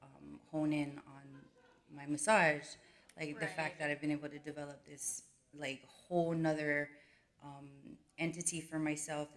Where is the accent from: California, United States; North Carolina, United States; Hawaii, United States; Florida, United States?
Hawaii, United States; moved away as an adult; now in Phoenix, United States; we're originally from Hawaii, and I never thought a girl from Hawaii would be in the place that I am today